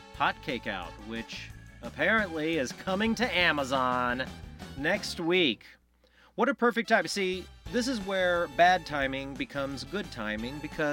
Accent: Kansas City, Missouri, United States; I'm from Kansas City

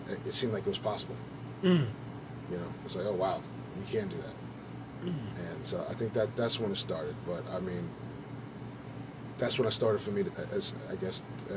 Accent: New York City, New York, United States; I grew up in, I grew up in Brooklyn. Brooklyn in the 80s, and New York in the 80s

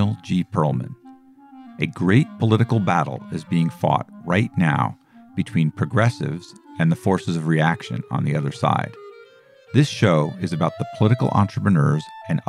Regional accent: Boulder, Colorado, United States; I grew up in Boulder, Colorado

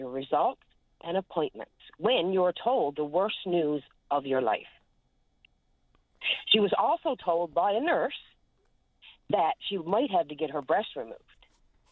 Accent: West Coast, Newfoundland and Labrador, Canada; I'm from the West Coast

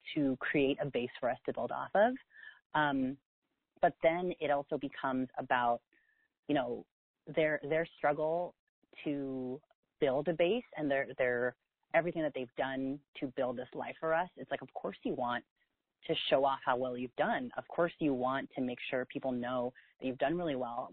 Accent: South San Francisco, California, United States; also born or lived in New York; now in San Francisco, United States; I grew up in the Bay Area in South San Francisco

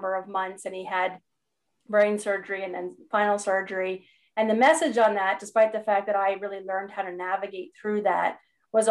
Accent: Canada; I'm a Canadian

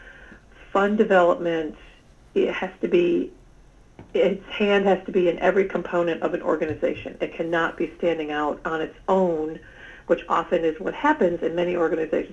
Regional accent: Ithaca, New York, United States; my home, where I grew up in Ithaca, New York

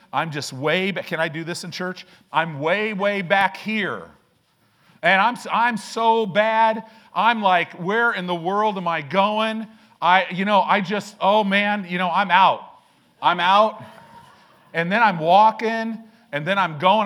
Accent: Illinois, United States; now in Omaha, United States; I grew up in Illinois

